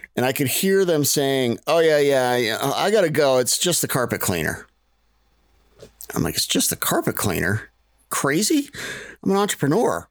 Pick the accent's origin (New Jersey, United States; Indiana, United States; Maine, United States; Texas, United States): Maine, United States; I grew up in Maine